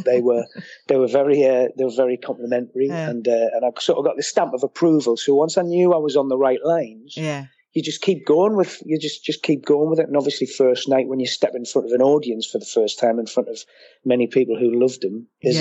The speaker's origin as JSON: {"language": "English", "town": "Washington", "region": "North East England", "country": "United Kingdom", "tie": "born or raised there", "also_born_or_lived": "Gateshead", "moved": "yes", "said": "I was born in Gateshead, but I was brought up in Washington, which was part of County Durham"}